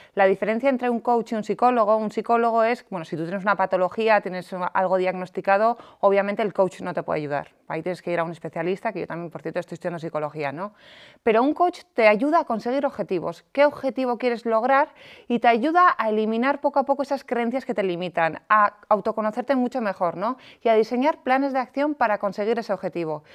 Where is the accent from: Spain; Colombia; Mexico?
Spain; San Sebastián, Basque Country; moved away as an adult; now in Madrid, Spain; yo soy de San Sebastián, eh, empecé en una gran multinacional y ascendí y me vine a Madrid a vivir.